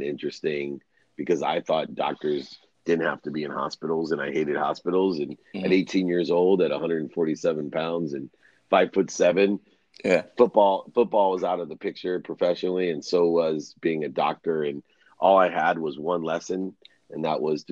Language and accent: English; Akron, Ohio, United States; at 5 years old, that's the most memorable time for me. It's when my father left and I was there with six kids and a single mom in a place called Akron, Ohio. I was actually born in the same hospital as LeBron James and Steph Curry